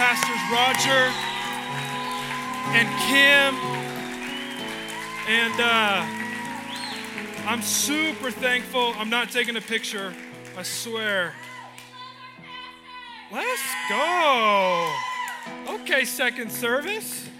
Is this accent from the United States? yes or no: yes; Nampa, Idaho, United States; now in Portland, United States; I love Nampa. I was born in Mercy Medical Center